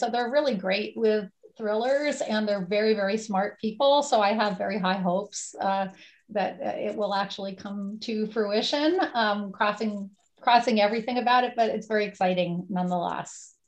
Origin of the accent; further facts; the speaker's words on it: Woodstock, New York, United States; my hometown on November 5th um, in Woodstock, New York.